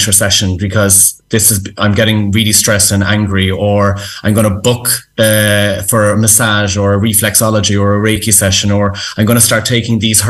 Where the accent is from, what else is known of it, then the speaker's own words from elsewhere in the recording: Ireland; as Irish people